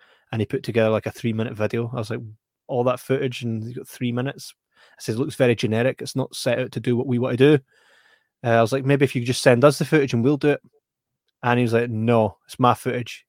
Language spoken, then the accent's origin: English; Scotland, United Kingdom; we are Scottish